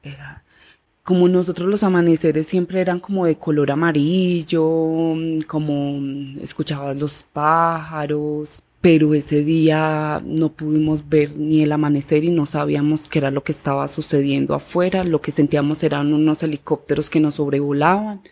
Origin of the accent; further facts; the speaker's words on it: Medellín, Antioquia, Colombia; yo nací en la ciudad de Medellín y crecí en San Javier, Vereda La Loma, Comuna 13 de Medellín.